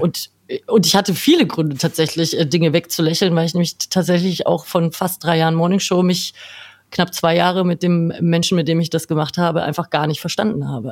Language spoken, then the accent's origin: German; a small village 20 km outside Nuremberg, Bavaria, Germany; moved away as an adult; Ehrlicherweise bin ich nicht direkt in Nürnberg aufgewachsen, sondern äh, in einem kleinen Dorf 20 Kilometer außerhalb.